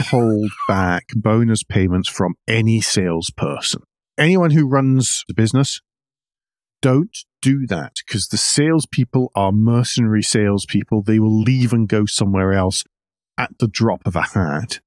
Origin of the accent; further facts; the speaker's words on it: Scotland, United Kingdom; now in United States; As a Scot